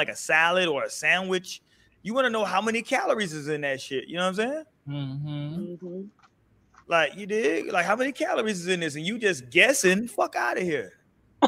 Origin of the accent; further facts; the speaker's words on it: Houston, Texas, United States; I grew up in Houston, and we grew up putting Skittles in our lean